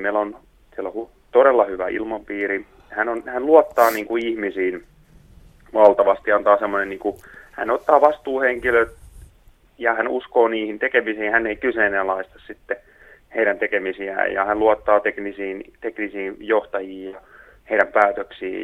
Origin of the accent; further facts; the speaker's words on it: Tuuri, South Ostrobothnia, Finland; moved away; mä oon täällä Tuurissa Etelä-Pohjanmaalla, täällä kotipuolessa käymässä